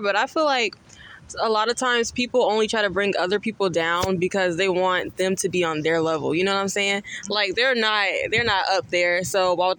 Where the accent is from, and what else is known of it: Charlotte, North Carolina, United States; born or raised there